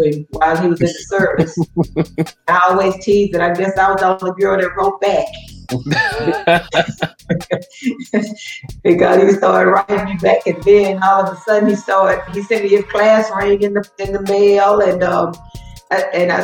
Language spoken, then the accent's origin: English; Mount Vernon, Alabama, United States; also born or lived in Whatley, Alabama; I grew up in Mount Vernon, Alabama